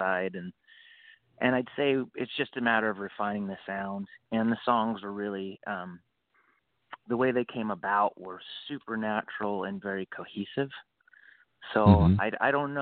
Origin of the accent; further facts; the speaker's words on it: Boise, Idaho, United States; moved away as an adult; I grew up in Boise, Idaho